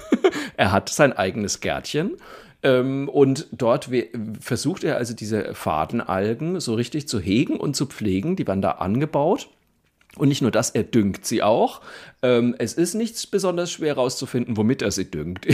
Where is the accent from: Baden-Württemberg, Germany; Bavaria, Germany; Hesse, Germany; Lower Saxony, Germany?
Bavaria, Germany; Franconia; ich komme ja aus der Provinz in Franken